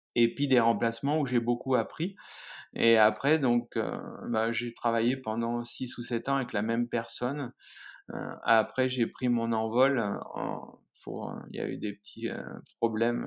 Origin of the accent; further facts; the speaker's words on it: Creuse, Nouvelle-Aquitaine, France; moved away; also born or lived in Lozère; je suis né dans la Creuse, en plein centre de la France